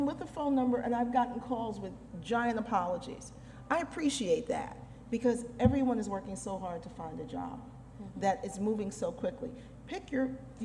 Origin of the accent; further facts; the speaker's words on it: New York City, New York, United States; I grew up in New York City.